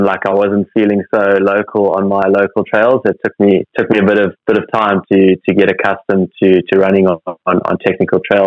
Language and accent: English; Cape Town, Western Cape, South Africa; growing up as a kid and even as a teenager, growing up in Cape Town